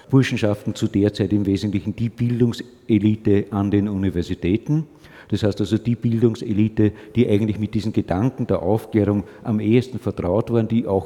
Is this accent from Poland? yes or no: no; Austria; Das haben wir als Österreicher relativ früh dran im Verhältnis zu dem, was sich sonst in manchen Teilen der Welt abgespielt hat.